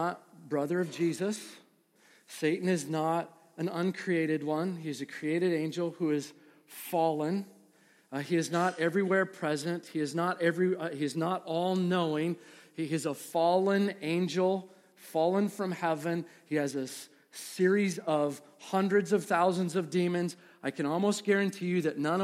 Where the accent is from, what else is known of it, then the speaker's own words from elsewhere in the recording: Midwest, United States; I'm from the Midwest. I wanted everybody to know, I'm from the Midwest